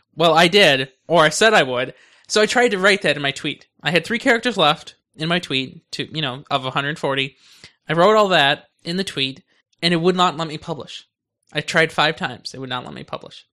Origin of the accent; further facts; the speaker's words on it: United States; I'm loyal to America since I'm in America. I'm an American.